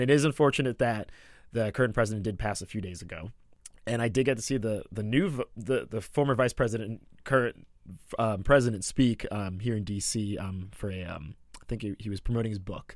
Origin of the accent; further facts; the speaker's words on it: Atlanta, Georgia, United States; accent: American; moved away; also born or lived in Ramsey, New Jersey; I call Atlanta my hometown now 'cause I went to college there. It was my formative years